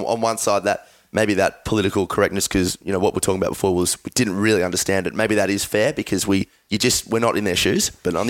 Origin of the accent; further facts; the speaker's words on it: Melbourne, Victoria, Australia; we're sitting here as three white Caucasian males born and bred in Melbourne, Australia.